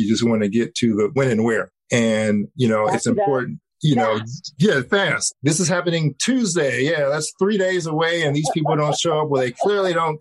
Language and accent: English; Cincinnati, Ohio, United States; Cincinnati, my hometown